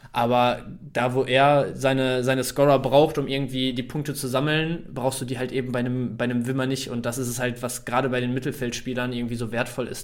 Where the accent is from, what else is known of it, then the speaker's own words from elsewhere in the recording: Bielefeld, North Rhine-Westphalia, Germany; also born or lived in Dortmund; Ich bin im Prinzip mein Leben lang schon hier